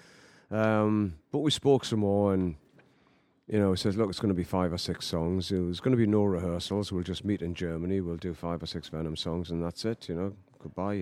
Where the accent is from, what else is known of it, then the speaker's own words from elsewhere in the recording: Newcastle upon Tyne, North East England, United Kingdom; moved away as an adult; Newcastle, my hometown